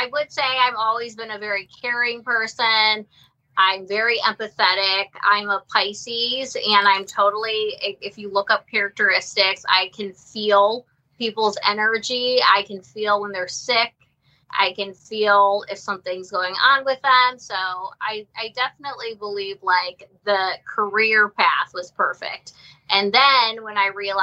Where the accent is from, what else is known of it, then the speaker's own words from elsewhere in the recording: Ohio, United States; I'm from Ohio and I went to Akron University